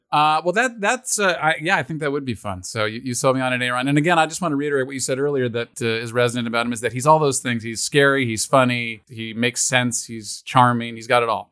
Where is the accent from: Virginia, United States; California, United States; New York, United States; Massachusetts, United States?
California, United States; Los Angeles; When I was in elementary school, she had kids in the school, and my fancy Brentwood elementary school